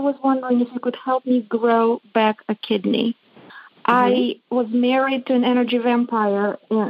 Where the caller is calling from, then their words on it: Atlanta, Georgia, United States; I'm calling from Atlanta, Georgia.